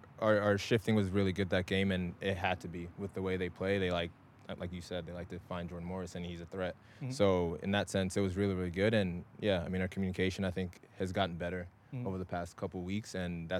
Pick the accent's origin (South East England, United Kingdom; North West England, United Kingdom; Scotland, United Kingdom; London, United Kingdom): Scotland, United Kingdom; also born or lived in Nigeria / Texas, United States; me, of course, being born in Nigeria, but then also like growing up in Scotland, living in like Texas and all